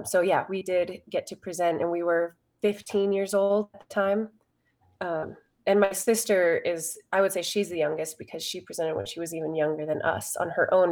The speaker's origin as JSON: {"language": "English", "town": "Pinedale", "region": "Wyoming", "country": "United States", "tie": "born or raised there", "said": "the ski area that we grew up skiing at in Pinedale, Wyoming."}